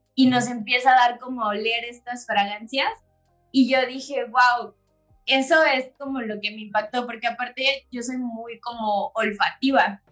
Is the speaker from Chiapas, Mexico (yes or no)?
yes; Chiapas, Mexico; moved away as an adult; now in Querétaro, Mexico; soy de Chiapas, tengo cuatro años residiendo acá en, en, Querétaro